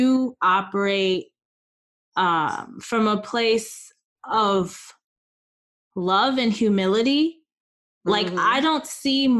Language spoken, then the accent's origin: English; United States; we're American